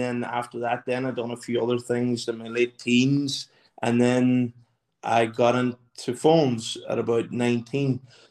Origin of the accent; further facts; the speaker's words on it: Burnfoot, Ulster, Ireland; now in London, United Kingdom; I'm 31 from Burnfoot, based in London at the minute